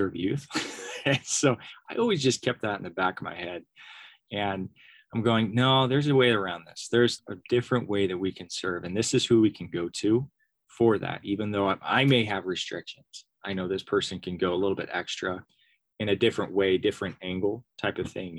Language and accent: English; Sams Valley, Oregon, United States; I grew up in Sam's Valley, Oregon